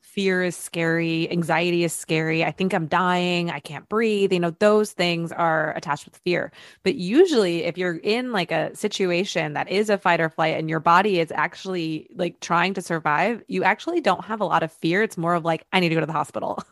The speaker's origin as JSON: {"language": "English", "region": "Michigan", "country": "United States", "tie": "born or raised there", "moved": "as an adult", "lives_now": "Los Angeles, United States", "said": "growing up in Michigan, we just had a different outlook"}